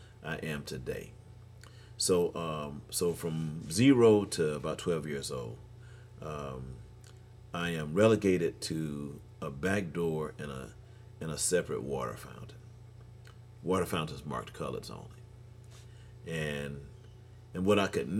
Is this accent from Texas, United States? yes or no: yes; Houston, Texas, United States; I grew up in Houston, Texas. This is my town, man